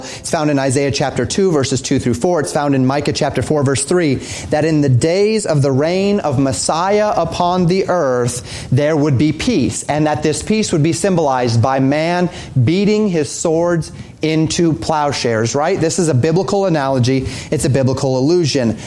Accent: Colorado, United States; I grew up in Colorado

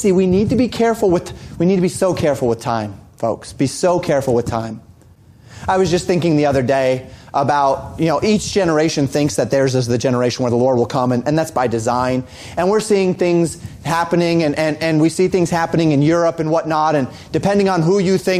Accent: Colorado, United States; I grew up in Colorado

